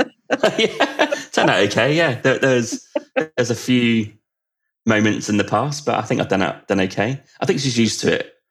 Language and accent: English; United Kingdom; in UK it's called sixth form